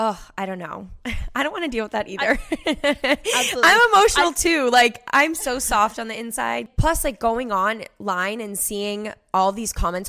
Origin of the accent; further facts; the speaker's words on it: Cape Cod, Massachusetts, United States; also born or lived in Boston, Massachusetts; I grew up on Cape Cod, which is like a huge vacation spot in Massachusetts